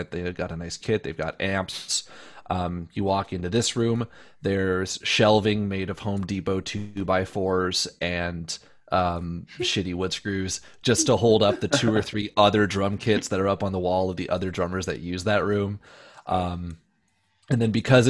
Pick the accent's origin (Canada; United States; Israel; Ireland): Canada; Windsor, Ontario; moved away as an adult; also born or lived in London, Ontario; now in Toronto, Canada; Windsor's my hometown